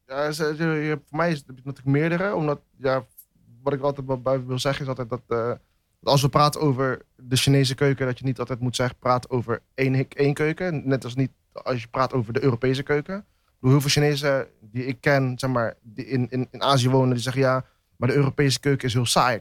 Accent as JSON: {"language": "Dutch", "country": "Netherlands", "tie": "born or raised there", "said": "ben ik in Nederland geboren, dus ben ik eigenlijk ook een Nederlander"}